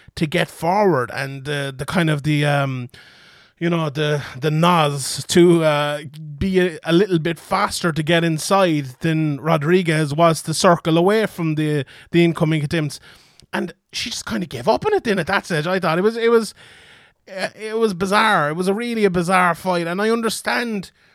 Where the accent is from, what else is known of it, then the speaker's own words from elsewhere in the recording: Ireland; I'm Irish